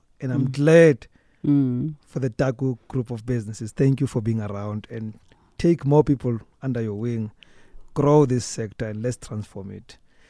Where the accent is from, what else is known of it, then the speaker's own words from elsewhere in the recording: Soweto, Gauteng, South Africa; I grew up in Soweto in a mostly Tswana-speaking area. But there was this Tosa-speaking family in the neighborhood.